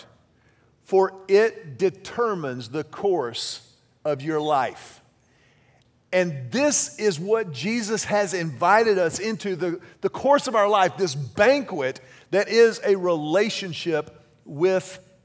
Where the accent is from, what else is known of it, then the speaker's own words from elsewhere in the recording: Houston, Texas, United States; I grew up in Houston